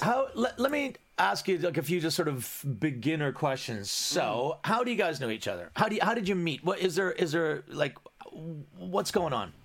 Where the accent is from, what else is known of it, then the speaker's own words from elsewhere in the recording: Canada; moved away; I'm Canadian.